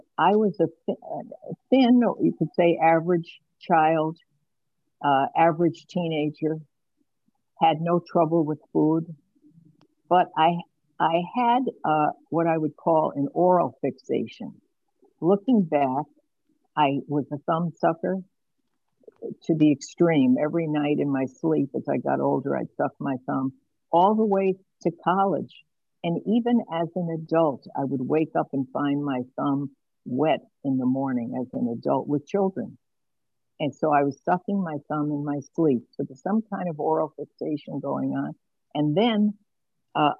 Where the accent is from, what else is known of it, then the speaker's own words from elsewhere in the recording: New York City, New York, United States; now in Geneva, Illinois, United States; I was born in Brooklyn in New York in 1945